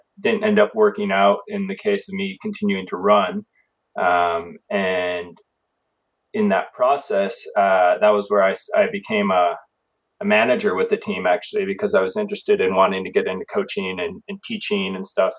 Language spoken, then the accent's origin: English; Wisconsin, United States; moved away; I grew up in Wisconsin